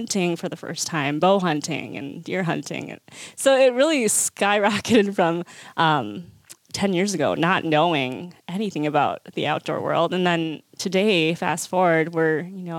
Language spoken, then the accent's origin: English; Minneapolis, Minnesota, United States; also born or lived in South Korea / Eau Claire, Wisconsin; I grew up in the Twin Cities